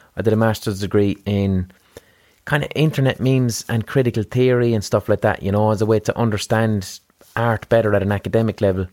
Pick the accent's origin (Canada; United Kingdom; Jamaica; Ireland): Ireland; Limerick, Munster; we're from Limerick in Ireland.